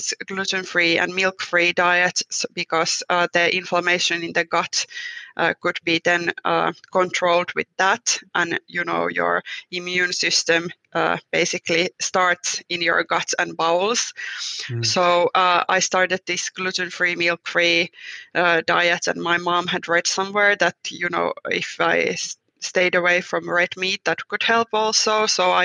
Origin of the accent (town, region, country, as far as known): Finland